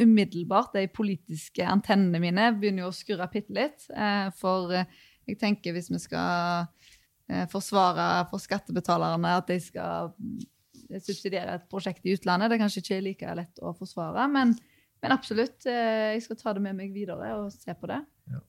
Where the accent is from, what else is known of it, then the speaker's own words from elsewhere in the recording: Rogaland, Norway; Jeg er jo fra Rogaland, eh, oljefylke